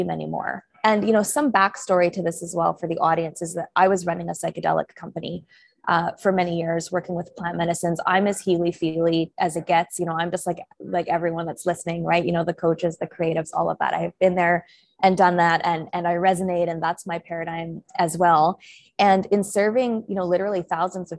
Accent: Vancouver, British Columbia, Canada; moved away; I'm originally Canadian, from Vancouver, Canada

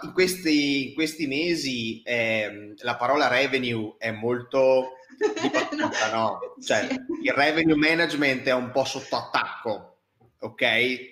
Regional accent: Verona, Veneto, Italy; io che vengo, che, che sono di Verona

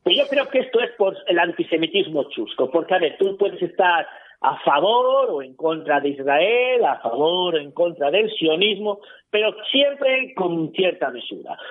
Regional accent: Spain

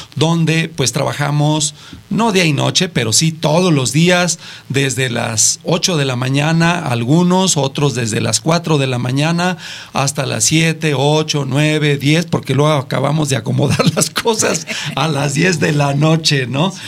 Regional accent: Mexico; ya ven que a los mexicanos se nos da todo

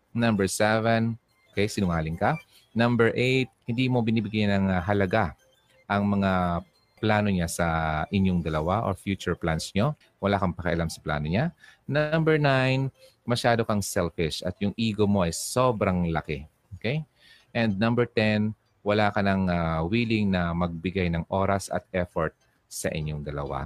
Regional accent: Albay, Bicol Region, Philippines; albay, albayano po ako

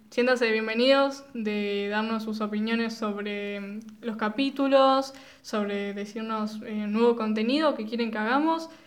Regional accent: Argentina; somos eh, sos argentinos y no tomamos mate

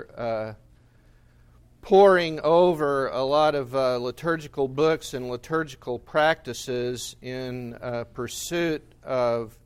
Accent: United States; as an American

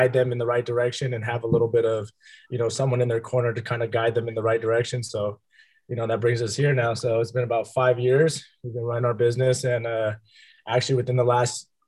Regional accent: Tracy, California, United States; I'm from here. We're kind of both from here a little bit. And, you know, we've been here pretty much my whole life.

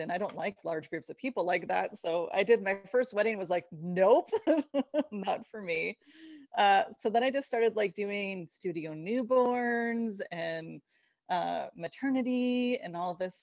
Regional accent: Seattle, Washington, United States; moved away as an adult; also born or lived in Arizona; now in Portland, United States; I was born and bred in Seattle, so I am originally from the Pacific Northwest

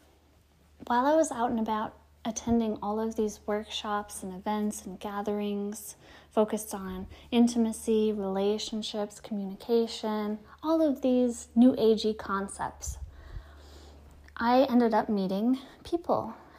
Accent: Detroit, Michigan, United States; now in California, United States; I moved from my hometown of Detroit, Michigan, to California

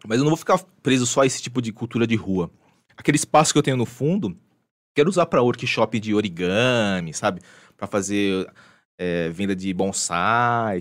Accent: São Paulo, Brazil; also born or lived in Japan; Sou nascido e criado aqui na Zona Norte

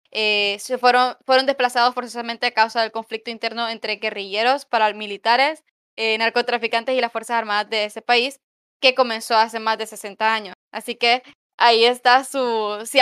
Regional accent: Honduras

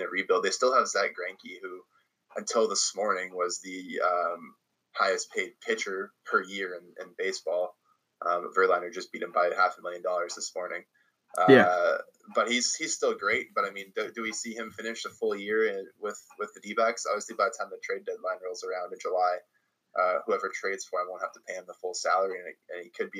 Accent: Canada; as a Canadian

